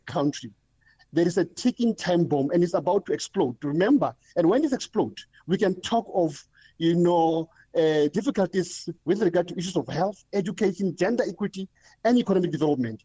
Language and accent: English; Ottosdal, North West, South Africa; I'm from the Northwest. I grew up in the area called Ottosdal